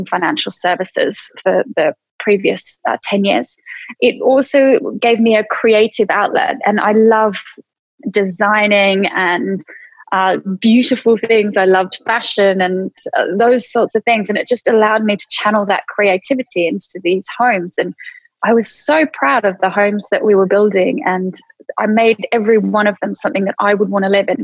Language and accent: English; Australia; moved away as an adult; now in United Kingdom; I came over from Australia in 2000